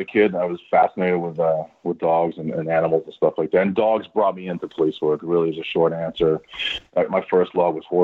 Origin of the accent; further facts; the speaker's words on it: Connecticut, United States; also born or lived in Florida; I grew up in Connecticut